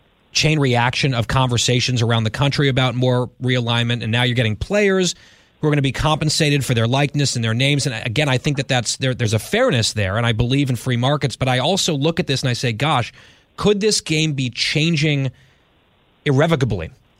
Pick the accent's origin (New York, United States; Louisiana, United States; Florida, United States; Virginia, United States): New York, United States; New York area, United States; moved away as an adult; also born or lived in Washington, D.C.; I grew up in the New York area, didn't really have a team.